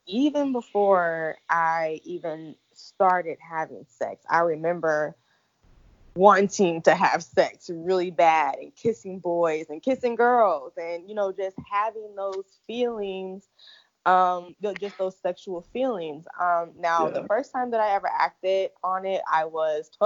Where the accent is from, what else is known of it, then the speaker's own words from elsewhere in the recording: Illinois, United States; moved away as an adult; now in Atlanta, United States; I am originally from Illinois, but 3 years ago I moved to Atlanta